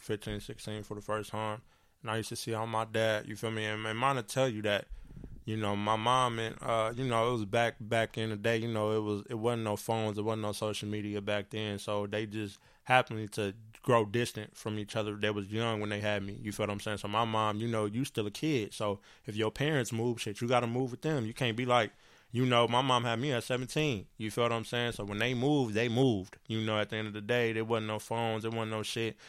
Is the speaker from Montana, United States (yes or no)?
no; San Bernardino, California, United States; I grew up on Del Rosa, Eureka Day.